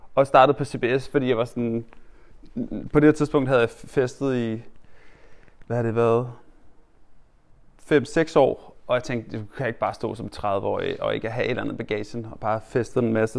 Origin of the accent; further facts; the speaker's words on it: Hørsholm, Capital Region of Denmark, Denmark; jeg er ikke født der, men jeg er opvokset i Hjelmeparken oppe i Hørsholm